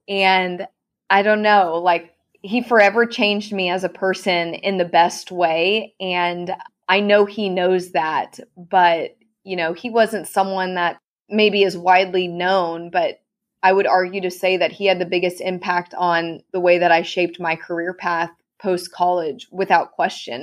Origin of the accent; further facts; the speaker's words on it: Clovis, California, United States; moved away as an adult; now in Texas, United States; I ran for my hometown rodeo queen contest, Miss Clovis Rodeo